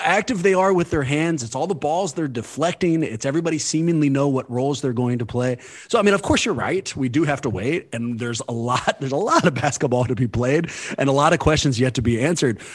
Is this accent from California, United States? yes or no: yes; California, United States; Born and raised in California